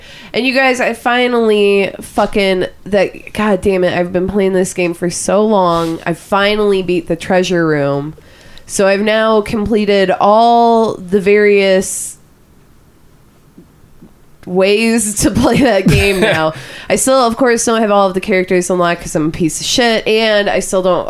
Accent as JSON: {"language": "English", "town": "Wyandotte", "country": "United States", "said": "Where are you from? I'm from Wyandotte. I bet that's going to be the thing that a lot of people say there."}